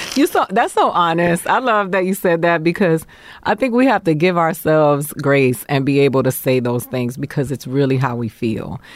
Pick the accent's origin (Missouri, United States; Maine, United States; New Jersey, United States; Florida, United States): Florida, United States; Miami; moved away; also born or lived in New York / Boston, Massachusetts; Miami is where I grew up